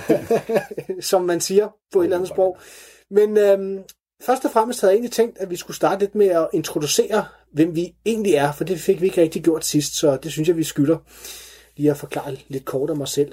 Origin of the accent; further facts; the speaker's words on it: Kalundborg, Zealand, Denmark; now in Valby, Denmark; meget af min skolegang gået på skole i Kalundborg